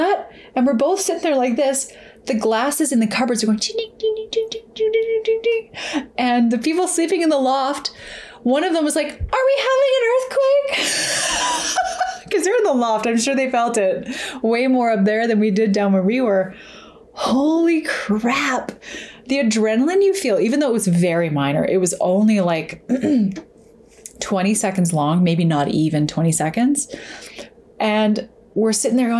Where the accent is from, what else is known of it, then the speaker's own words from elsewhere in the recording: Alberta, Canada; growing up in Alberta and when I was a kid